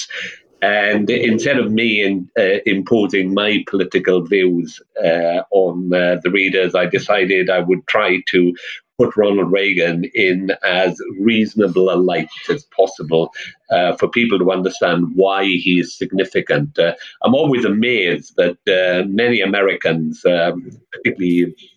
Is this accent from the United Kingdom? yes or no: yes; South Wales, United Kingdom; moved away; I come from South Wales, that's the Labour heartland. Well, it was when I was there anyway